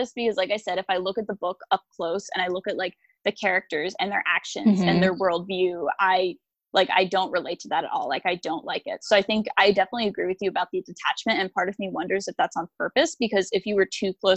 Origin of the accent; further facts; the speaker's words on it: United States; I'm American